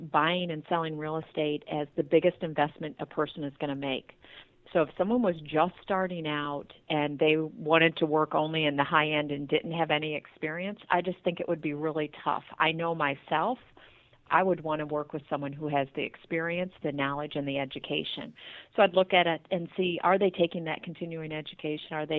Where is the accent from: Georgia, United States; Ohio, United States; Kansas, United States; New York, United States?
Ohio, United States; Tiffin; moved away as an adult; also born or lived in California; now in Toledo, United States; we're from Tiffin, Ohio originally